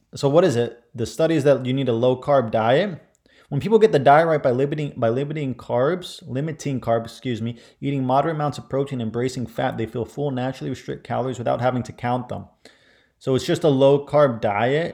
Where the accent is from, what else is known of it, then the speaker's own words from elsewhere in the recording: Ohio, United States; I grew up in Ohio.